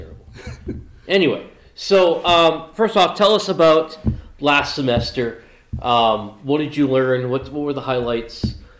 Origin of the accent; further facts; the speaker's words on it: New England, United States; a pastor from the Dominican Republic, Eric Quinlan, who I grew up with in New England